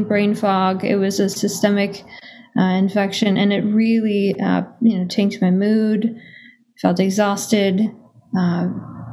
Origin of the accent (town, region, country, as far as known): Minnesota, United States; born or raised there